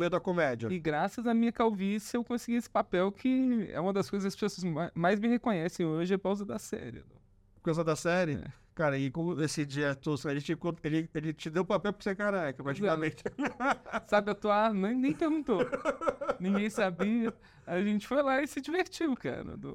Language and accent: Portuguese; São João del-Rei, Minas Gerais, Brazil; now in São Paulo, Brazil; Sou mineiro. Tá. É, sou de São João del Rei.